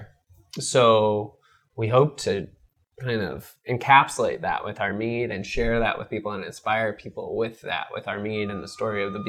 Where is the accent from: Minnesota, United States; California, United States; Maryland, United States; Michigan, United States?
California, United States; Costa Mesa; also born or lived in Upland, California / Berkeley, California / San Diego, California; I was born in Southern California in Upland near my family's apple ranch in San Bernardino